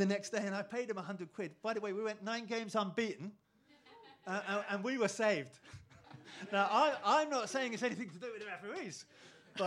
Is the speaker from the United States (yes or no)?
no; England, United Kingdom; moved away; I'm English